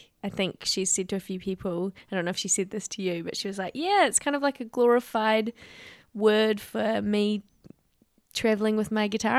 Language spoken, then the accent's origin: English; New Zealand; hey, I'm visiting from New Zealand.